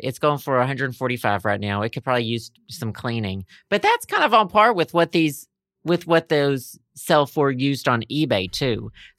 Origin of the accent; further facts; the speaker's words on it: United Kingdom; because Antiques Roadshow UK, because I'm British.